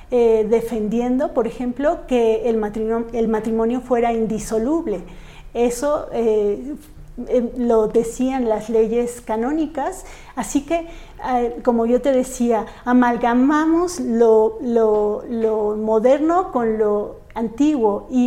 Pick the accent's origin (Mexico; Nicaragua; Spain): Mexico; para nosotros, como mexicanos, esta identidad tenemos que buscar la forma de, poderla defender, de poder, de, como mexicanos decir, bueno, soy mexicano, soy mujer mexicana